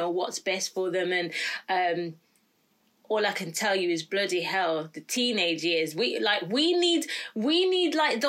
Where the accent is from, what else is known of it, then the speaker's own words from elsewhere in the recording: Birmingham, West Midlands, United Kingdom; born and raised in Birmingham, and a very proud Brummie